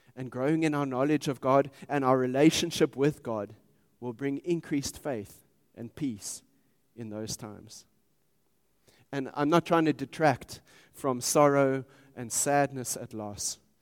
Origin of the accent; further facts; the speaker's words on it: Pretoria, Gauteng, South Africa; I grew up in Pretoria